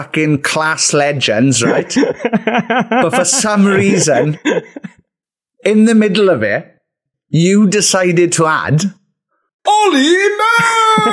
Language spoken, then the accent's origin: English; Wales, United Kingdom; we are from Wales